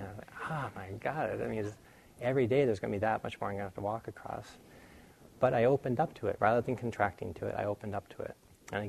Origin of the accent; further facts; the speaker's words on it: New England, United States; I grew up in New England where it gets very cold